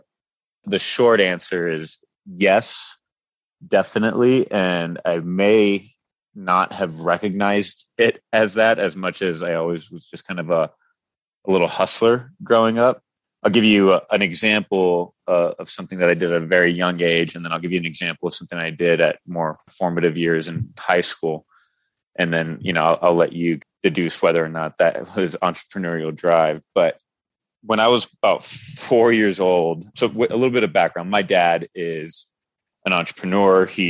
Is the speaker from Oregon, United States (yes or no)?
no; San Antonio, Texas, United States; moved away as an adult; also born or lived in Salt Lake City / New York / Denver, Colorado; I was born and raised in San Antonio, Texas